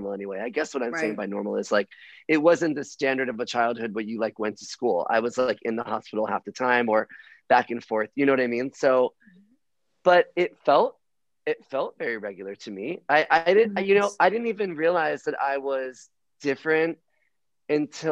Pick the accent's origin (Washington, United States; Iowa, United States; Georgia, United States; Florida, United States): Florida, United States; Miami; I was born in Miami on South Beach, which made me a homo from birth